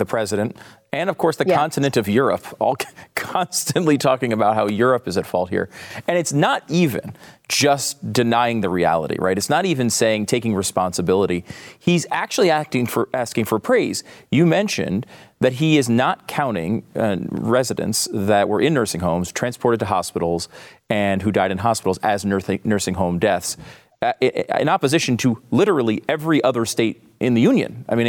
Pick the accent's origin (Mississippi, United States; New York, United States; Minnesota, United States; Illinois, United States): New York, United States; as a person who grew up in New York and grew up in the Northeast, there is something familiar about the way he talks and about his mannerisms.